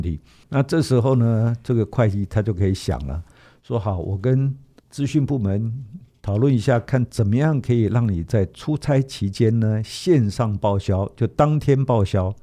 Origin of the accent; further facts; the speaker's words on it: Taiwan; 我们台湾话讲说